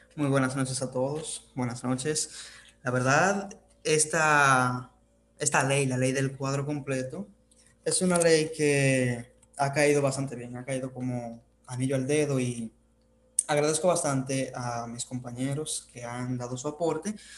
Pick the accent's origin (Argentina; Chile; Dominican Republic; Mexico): Dominican Republic; desde donde le habla esos servidores desde República Dominicana